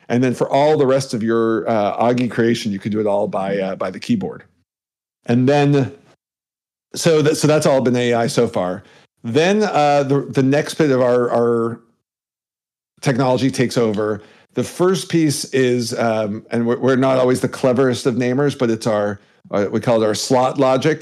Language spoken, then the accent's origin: English; Canada; I'm Canadian